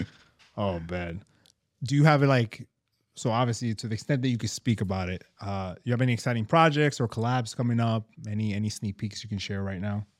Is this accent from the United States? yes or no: yes; New York, United States; we're from New York